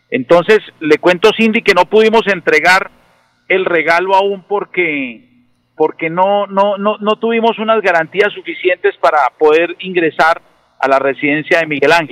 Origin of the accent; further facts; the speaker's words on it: Floridablanca, Santander, Colombia; le cuento que venimos del el sur de Bucaramanga, de Florida Blanca